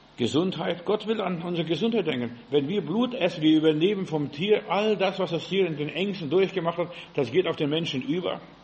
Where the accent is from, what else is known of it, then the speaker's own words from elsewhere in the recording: Germany; wir sind Deutsche